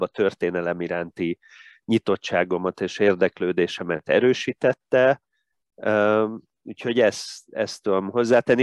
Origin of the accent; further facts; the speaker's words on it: Tatabánya, Komárom-Esztergom, Hungary; moved away as an adult; also born or lived in Budapest; Tatabányán nem volt öttusa szakosztály, úgyhogy várnom kellett még két évig, mikor gimnáziumot befejezve felkerültem Budapestre